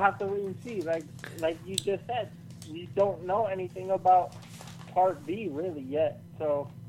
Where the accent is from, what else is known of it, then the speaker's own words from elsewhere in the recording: Florida, United States; from Florida.